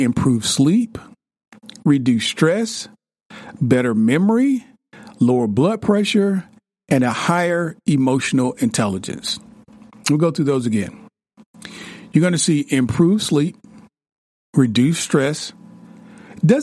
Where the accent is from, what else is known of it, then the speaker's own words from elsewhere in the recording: the South, United States; I'm from the South